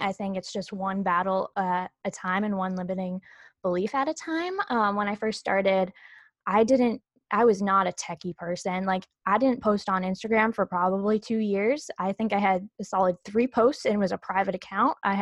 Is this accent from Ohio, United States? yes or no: no; Leominster, Massachusetts, United States; I'm from Leominster, Massachusetts, which is about 40 minutes outside of Boston